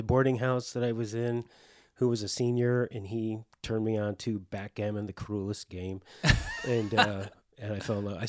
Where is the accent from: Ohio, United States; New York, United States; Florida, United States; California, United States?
New York, United States; Binghamton; born there; I was originally born in upstate New York.